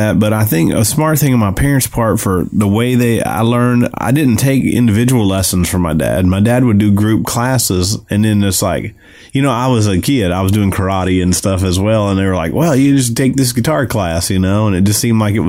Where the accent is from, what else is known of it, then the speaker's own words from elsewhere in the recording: Alabama, United States; moved away as an adult; now in Nashville, United States; here in Nashville, I moved to Nashville in 1996 from Alabama originally.